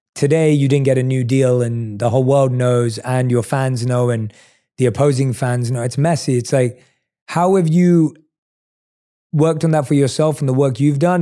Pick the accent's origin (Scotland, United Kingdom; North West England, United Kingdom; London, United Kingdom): London, United Kingdom; I was born and raised in London